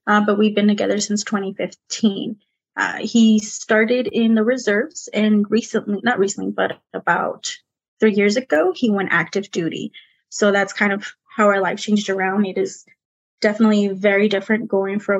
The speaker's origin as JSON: {"language": "English", "region": "California", "country": "United States", "also_born_or_lived": "Las Vegas, Nevada", "first_language": "Spanish", "second_language": "English", "moved": "as an adult", "lives_now": "Texas, United States", "said": "I'm originally from California"}